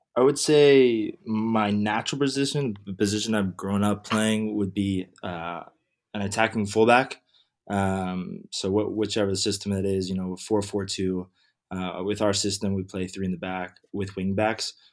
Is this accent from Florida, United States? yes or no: yes; Weston, Florida, United States; also born or lived in White Plains, New York / New York (Columbia); I was born in White Plains, New York, um, and then I moved down to South Florida when I was seven, uh, to a city called Weston